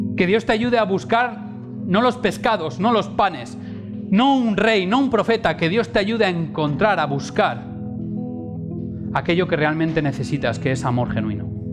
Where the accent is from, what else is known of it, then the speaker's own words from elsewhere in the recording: Valencian Community, Spain; mi pueblo en Valencia